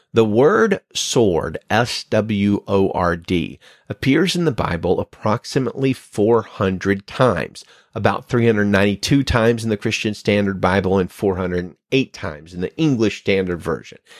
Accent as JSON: {"language": "English", "country": "United States", "said": "my home country"}